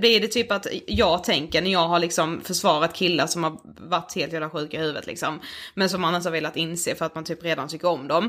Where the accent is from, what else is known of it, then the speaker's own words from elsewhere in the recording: Karlshamn, Blekinge, Sweden; hemma i Karlshamn